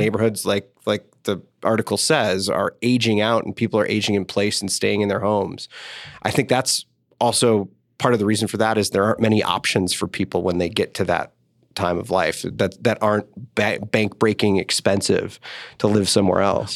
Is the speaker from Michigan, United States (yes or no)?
yes; Detroit, Michigan, United States; also born or lived in central Illinois; now in Denver, United States; I grew up in Detroit, so I, I grew up a Lions fan